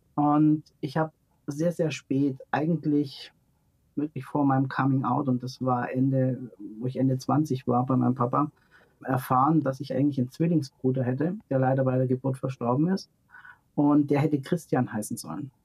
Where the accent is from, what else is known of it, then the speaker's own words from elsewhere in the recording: near Stuttgart, Baden-Württemberg, Germany; in dem Ort, wo ich groß geworden bin, das ist in der Nähe von Stuttgart